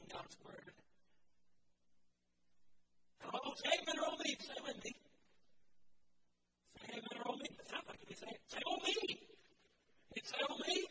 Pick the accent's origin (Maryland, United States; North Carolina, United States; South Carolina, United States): North Carolina, United States; the mountains of; moved away; my hometown, the mountains of North Carolina